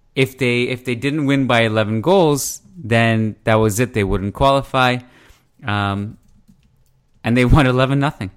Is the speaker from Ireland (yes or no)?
no; Canada; now I'm Canadian